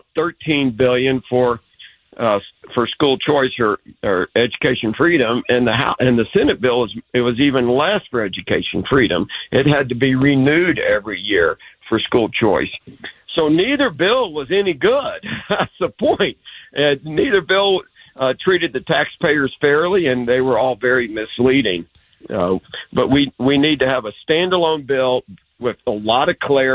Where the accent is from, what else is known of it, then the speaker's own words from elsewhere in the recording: Texas, United States; we have so much pride in Texas. We're our own country